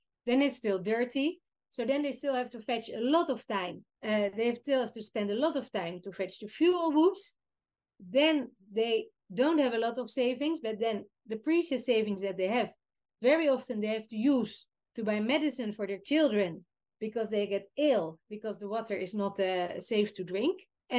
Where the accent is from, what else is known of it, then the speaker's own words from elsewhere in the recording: Netherlands; So yeah, we come from the Netherlands. We're so spoiled. We even flush our toilets in the Netherlands with mineral drinking water.